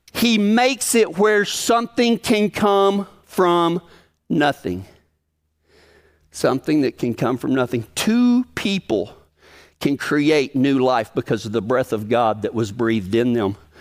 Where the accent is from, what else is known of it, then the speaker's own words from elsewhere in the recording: Big Lake, Texas, United States; moved away; my hometown of Big Lake, Texas